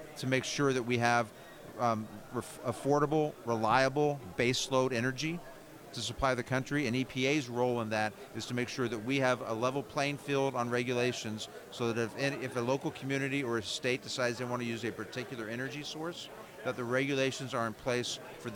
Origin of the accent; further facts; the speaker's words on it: right outside Cincinnati, Ohio, United States; I grew up in Ohio, right outside Cincinnati.